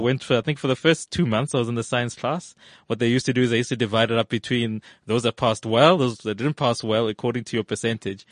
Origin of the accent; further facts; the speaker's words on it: Evaton, Gauteng, South Africa; also born or lived in Johannesburg / Australia; I come from, uh, an area in the valley called Everton